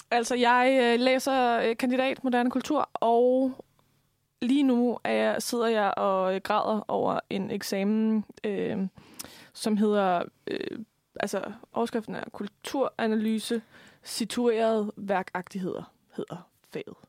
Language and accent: Danish; Lemvig, Central Denmark Region, Denmark; accent: Jutlandic; moved away; jeg opvokset ude på landet i Lemvi, hvor man ikke rigtig har et ordforråd